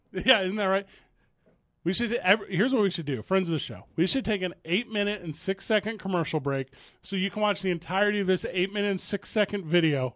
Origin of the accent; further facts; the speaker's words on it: St. Louis, Missouri, United States; moved away as an adult; now in Phoenix, United States; I didn't grow up here, right? I grew up in Saint Louis, Missouri